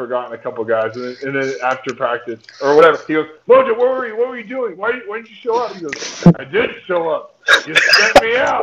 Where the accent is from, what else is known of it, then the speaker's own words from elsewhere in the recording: California, United States; I'm from California